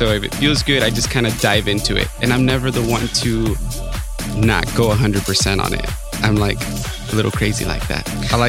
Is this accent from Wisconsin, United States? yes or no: no; Fontana, California, United States; now in Los Angeles, United States; Where I grew up in Fontana.